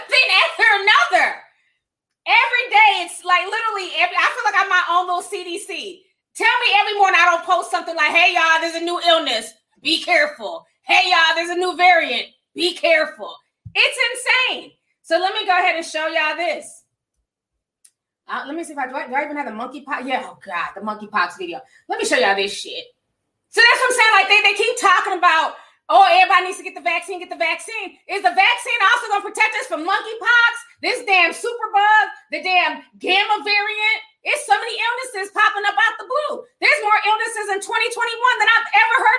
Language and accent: English; Nigeria; now in United States; I'm Nigerian.